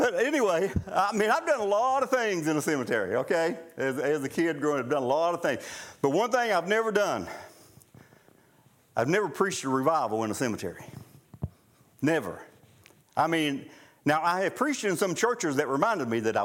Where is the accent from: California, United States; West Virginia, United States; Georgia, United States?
West Virginia, United States; Nellis; Where I grew up in Boone County, just a little ways from where we lived, Armco Steel, many years ago, when Armco Steel had a mine at Nellis